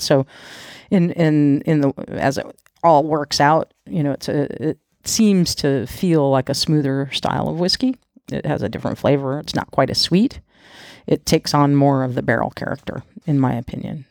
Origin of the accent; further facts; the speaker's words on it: United States